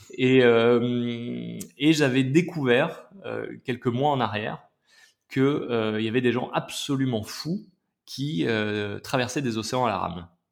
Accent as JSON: {"language": "French", "town": "Clermont-Ferrand", "region": "Auvergne-Rhône-Alpes", "country": "France", "tie": "born or raised there", "also_born_or_lived": "Paris", "moved": "as an adult", "lives_now": "Aix-en-Provence, France", "said": "j'ai grandi à Clermont-Ferrand, dans le Massif Central"}